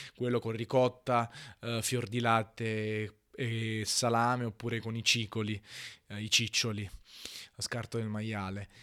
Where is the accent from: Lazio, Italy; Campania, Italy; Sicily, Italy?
Campania, Italy; Naples; in quanto napoletano